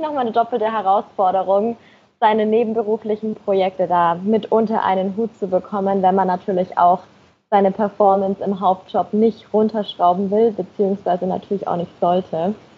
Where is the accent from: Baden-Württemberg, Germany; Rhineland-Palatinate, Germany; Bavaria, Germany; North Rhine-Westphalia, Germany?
Bavaria, Germany; Nuremberg; moved away as an adult; now in Munich, Germany; Ich komme ursprünglich aus Nürnberg